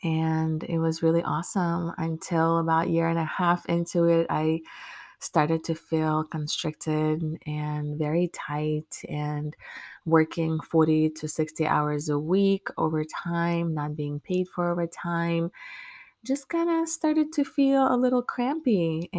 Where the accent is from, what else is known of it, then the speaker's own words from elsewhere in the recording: Maryland, United States; now in Orlando, United States; when I moved to Orlando. And That was about 2015. I moved from my home state in Maryland down to Florida